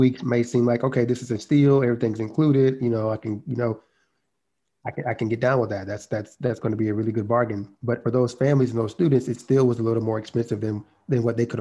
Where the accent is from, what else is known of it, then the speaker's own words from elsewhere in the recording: South Georgia, United States; I grew up in South Georgia to a single mom